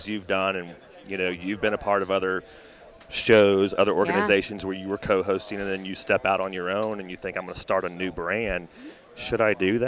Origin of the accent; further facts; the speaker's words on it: Texas, United States; born and raised in Texas, professional horseman before I went into the media world